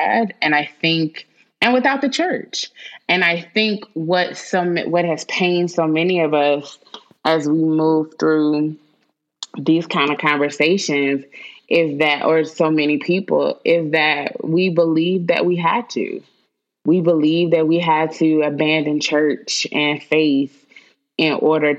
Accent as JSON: {"language": "English", "town": "Winston-Salem", "region": "North Carolina", "country": "United States", "tie": "born or raised there"}